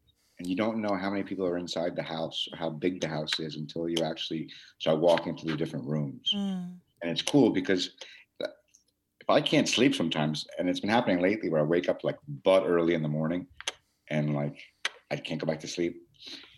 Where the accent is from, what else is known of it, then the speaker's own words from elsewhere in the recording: United States; we're American.